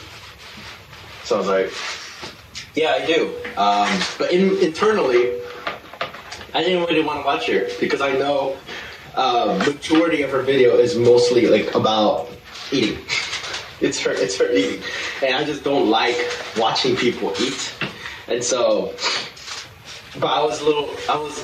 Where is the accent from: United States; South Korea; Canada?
South Korea; moved away; as a Korean, born and raised in Korea